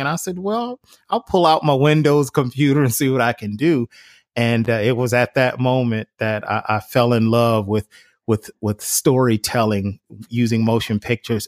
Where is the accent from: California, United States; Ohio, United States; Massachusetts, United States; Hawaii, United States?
Ohio, United States; Cleveland; growing up in Cleveland, Ohio